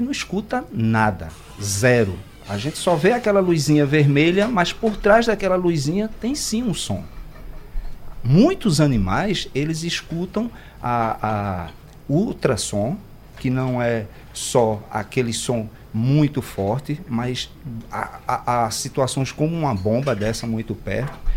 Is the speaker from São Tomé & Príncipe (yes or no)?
no; Recife, Pernambuco, Brazil; eu sou nordestino, sou de Recife